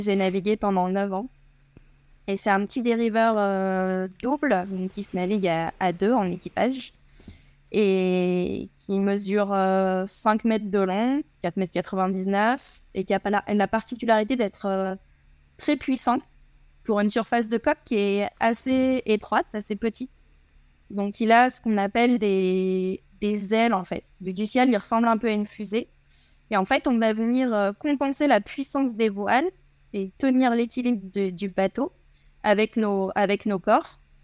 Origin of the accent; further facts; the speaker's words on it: Guadeloupe; also born or lived in Marseille; je suis né à Marseille et quand j'avais 3 ans, euh, mon papa a eu une opportunité professionnelle en Guadeloupe